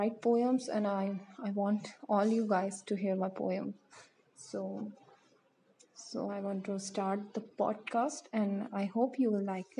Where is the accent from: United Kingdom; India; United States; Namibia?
India; from India